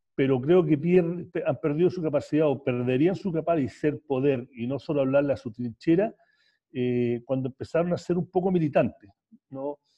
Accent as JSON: {"language": "Spanish", "country": "Chile", "moved": "as an adult", "said": "yo me fui de Chile por lo que pensé que iba a ser cuatro años y me quedé 26, 27 casi"}